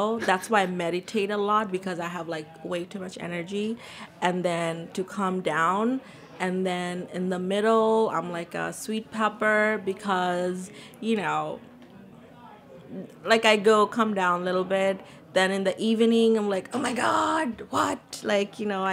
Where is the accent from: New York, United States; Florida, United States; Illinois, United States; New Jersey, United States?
New York, United States; New York City; also born or lived in Bangladesh; I was born in Bangladesh, and I grew up in Queens